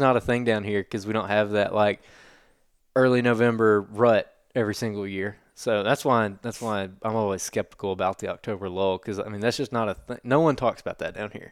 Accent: Alabama, United States; growing up in Alabama

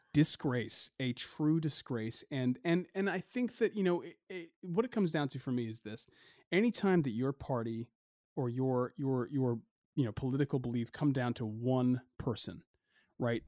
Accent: United States; we as a people, as a culture, as an American culture

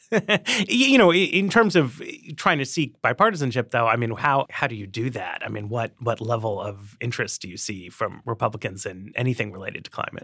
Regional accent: New York City, New York, United States; moved away; I grew up in Manhattan

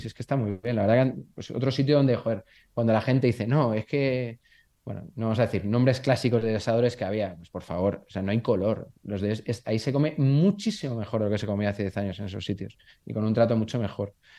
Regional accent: Burgos, Castile and León, Spain; soy de Burgos

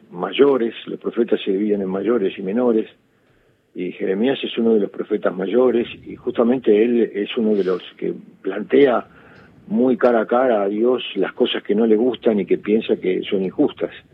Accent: Quilmes, Buenos Aires Province, Argentina; yo soy de Quilmes, yo soy nacido en Quilmes, criado en Quilmes

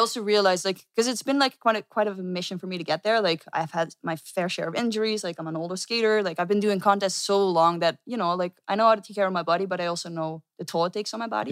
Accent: Netherlands; I'm from the Netherlands.

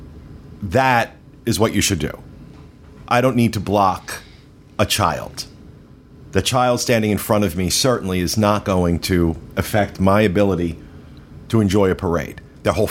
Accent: New Jersey, United States; I'm from New Jersey

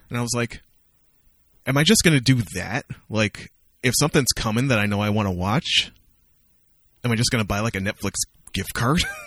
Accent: Amherstburg, Ontario, Canada; moved away; the Richmond Popcorn Company, which is a popcorn store that opened in my hometown

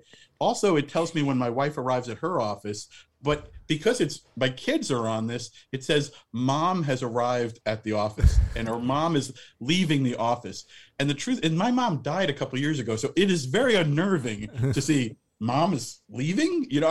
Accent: Tenafly, New Jersey, United States; also born or lived in New York City; I grew up in Tenafly, New Jersey, which is a small town across the bridge, also home to Leslie Gore.

